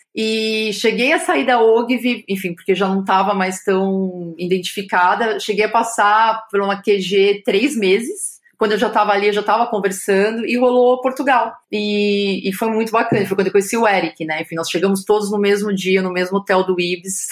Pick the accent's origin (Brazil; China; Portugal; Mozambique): Brazil; São Paulo; nasci em São Paulo